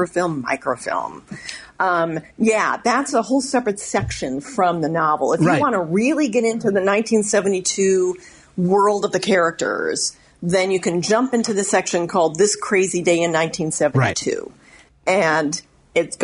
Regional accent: Dolton, Illinois, United States; I actually grew up right over the border in Dalton

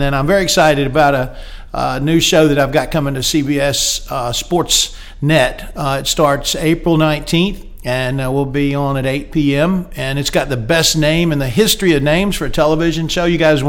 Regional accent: Fort Mill, South Carolina, United States; I grew up in South Carolina, just south of Charlotte, in Fort Mill, South Carolina, and graduated from Fort Mill High School, great public school system up there, and went off to Georgia Tech.

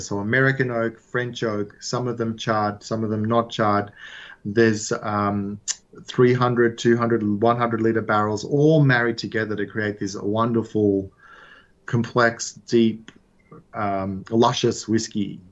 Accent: Australia; I grew up in Australia, but my family is Italian

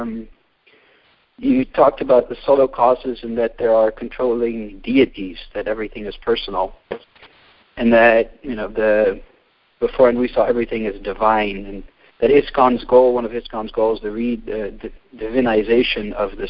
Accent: Netherlands; now in Philadelphia, United States; I was raised in the Netherlands.

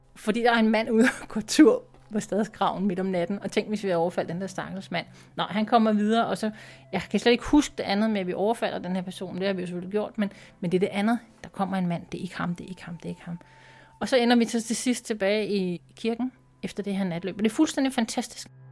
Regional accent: Denmark; Jeg er fra Danmark

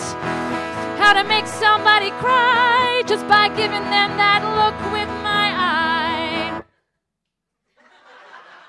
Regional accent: United States; now in United Kingdom; because I'm American

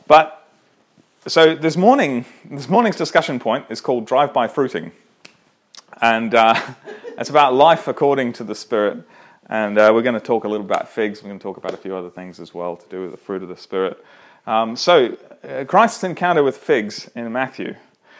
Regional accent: Toowoomba, Queensland, Australia; I grew up in Toowoomba

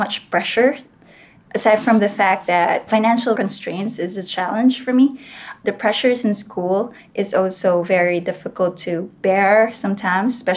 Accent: Philippines; one of the municipalities listed there was Gamay, Northern Samar. And I chose that because I think it's nearer my hometown

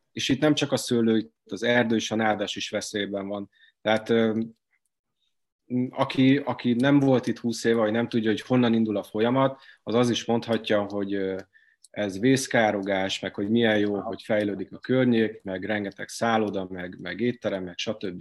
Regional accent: Hungary; Én itt nőttem fel

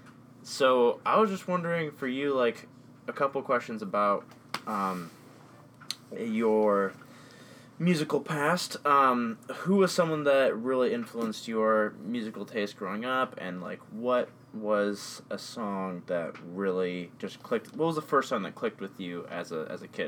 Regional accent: West Chicago, Illinois, United States; moved away; we're broadcasting from my hometown of West Chicago

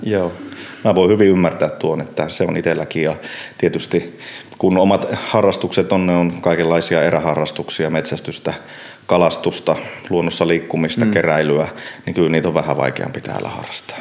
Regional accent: Puolanka, Kainuu, Finland; also born or lived in Enontekiö; now in Inari, Finland; siellä lapsuudessa itsellä, nyt kun Puolangalla on, hmm. on varttunut

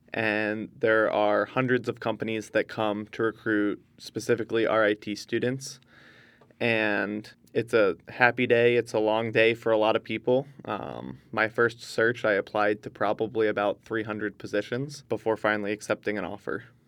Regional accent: Northeast, United States; I'm from the Northeast

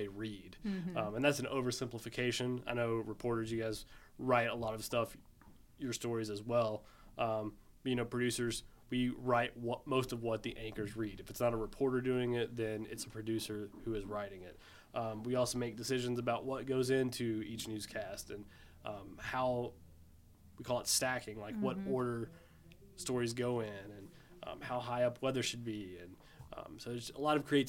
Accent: Lexington, Kentucky, United States; I grew up here. I'm from Lexington.

